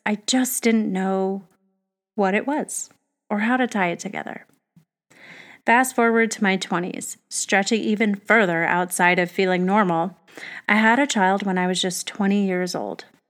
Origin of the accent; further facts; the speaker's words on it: Arizona, United States; I grew up in Arizona